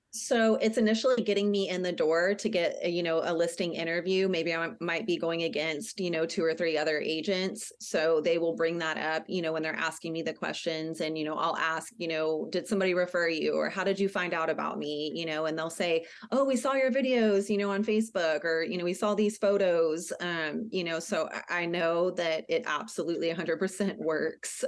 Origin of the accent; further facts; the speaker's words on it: San Antonio, Texas, United States; moved away as an adult; also born or lived in Wilson County, Texas; now in La Vernia, United States; I grew up in San Antonio in Bear County, and then I moved out to Wilson County about twelve years ago.